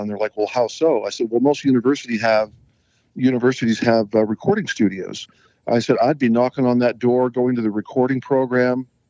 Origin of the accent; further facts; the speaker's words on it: Utah, United States; also born or lived in Alberta, Canada / Nashville; I'm originally from Alberta, Canada, and then uh, mom and dad moved the whole family down to Utah when I was a kid, and then uh, you know schooling